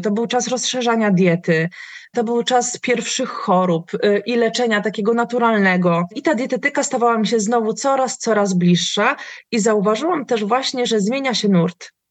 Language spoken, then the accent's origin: Polish; Tricity, Pomeranian Voivodeship, Poland; ja jestem, e, z Trójmiasta